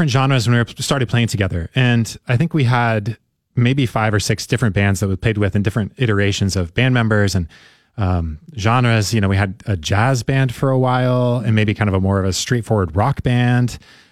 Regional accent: Oregon City, Oregon, United States; I grew up in Oregon City.

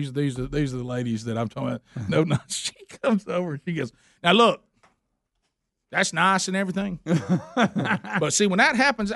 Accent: the South, Southern United States, United States; our Southern culture

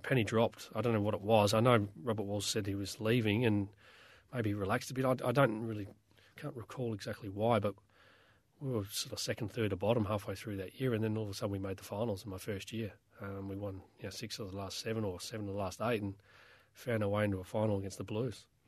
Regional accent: South Australia, Australia; moved away; as a young kid growing up in South Australia

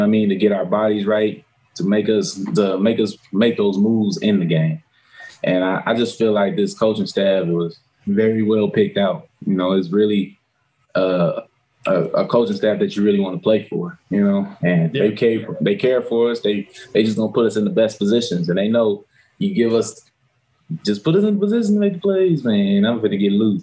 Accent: West Coast, United States; moved away as an adult; now in Detroit, United States; I'm from the West Coast side

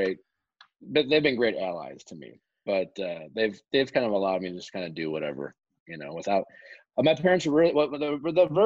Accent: Midwest, United States; I grew up in the Midwest

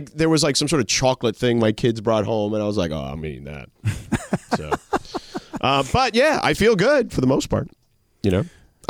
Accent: United States; I'm American.

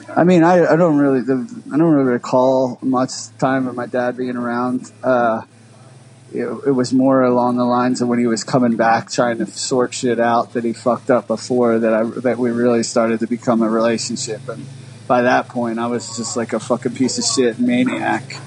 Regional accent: Philadelphia, Pennsylvania, United States; I grew up in like uh, like northeast North Philly.

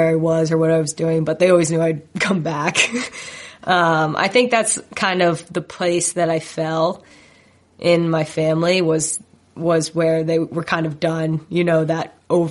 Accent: New Jersey, United States; I grew up in Jersey, which is a hotbed for soccer.

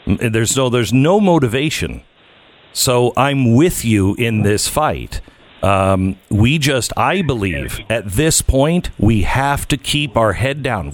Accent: United States; I'm an American

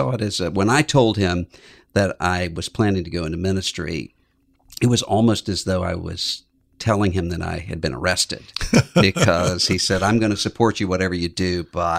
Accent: Biloxi, Mississippi, United States; Yes, I grew up in Biloxi, Mississippi, and all of my family was there.

